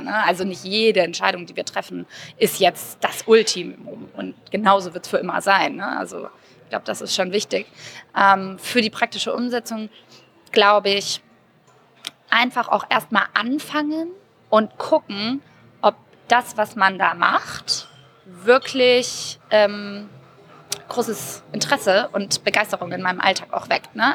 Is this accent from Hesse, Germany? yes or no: no; Würzburg, Bavaria, Germany; born or raised there; now in Berlin, Germany